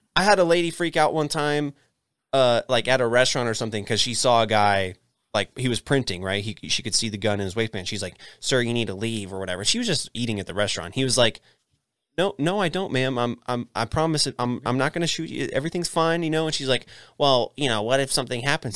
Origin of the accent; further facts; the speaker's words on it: Texas, United States; Texas, eh, we have what's called Texas friendly